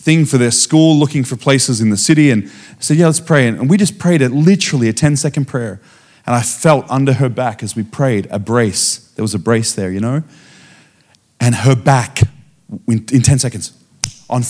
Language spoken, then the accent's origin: English; Australia; I come from Australia.